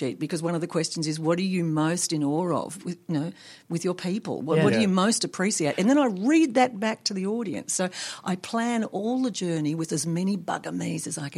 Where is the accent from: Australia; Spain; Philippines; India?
Australia; Tasmania; moved away as an adult; also born or lived in Sydney, Australia; Tassie, which is, you know, that's my home state